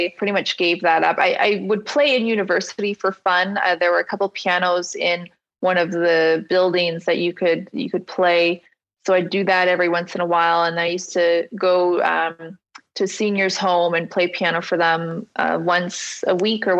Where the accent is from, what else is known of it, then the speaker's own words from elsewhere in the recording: Ottawa, Ontario, Canada; I grew up in Ottawa.